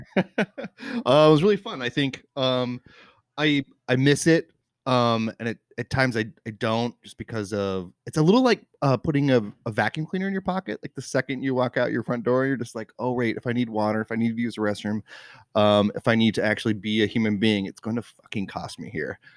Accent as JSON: {"language": "English", "town": "Gig Harbor", "region": "Washington", "country": "United States", "tie": "born or raised there", "also_born_or_lived": "New York City", "moved": "as an adult", "said": "I grew up in, um, in, like, the Tacoma Gig Harbor area. Went to Gig Harbor High School"}